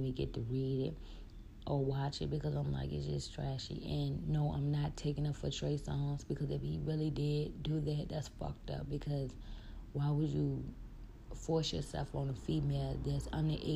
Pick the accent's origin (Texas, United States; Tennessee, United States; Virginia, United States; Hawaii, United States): Virginia, United States; Richmond; I'm from Richmond